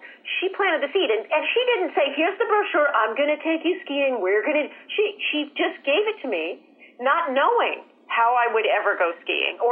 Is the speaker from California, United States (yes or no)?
yes; National City, California, United States; I'm from National City, where the Navy base is and the gangs